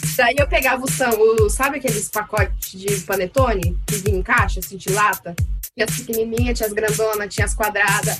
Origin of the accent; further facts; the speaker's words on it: Londrina, Paraná, Brazil; sou de Londrina, Paraná